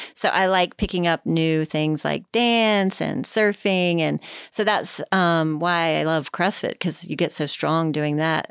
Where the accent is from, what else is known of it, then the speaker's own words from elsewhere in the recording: Richmond, Virginia, United States; And I'm from Richmond